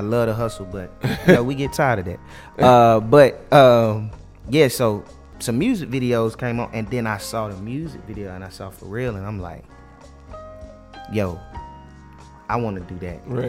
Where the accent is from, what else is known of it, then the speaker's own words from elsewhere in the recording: Carrollton, Georgia, United States; I am from Carrollton, Georgia